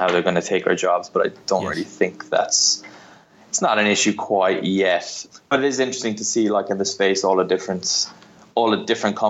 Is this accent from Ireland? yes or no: yes; Ireland; accent: Irish; moved away as an adult; also born or lived in Barcelona; now in London, United Kingdom; I'm from Ireland, but I moved to London nearly 5 years ago. Moved here from Barcelona